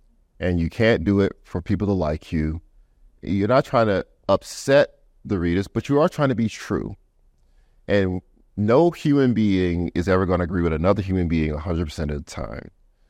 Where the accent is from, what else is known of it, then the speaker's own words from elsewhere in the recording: the South, United States; I guess I'm the banjo, because I'm from the South. I'm a poor kid from the South.